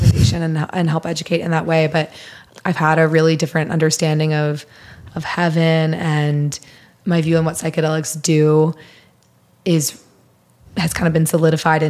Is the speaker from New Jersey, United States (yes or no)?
no; Missouri, United States; I'm from Missouri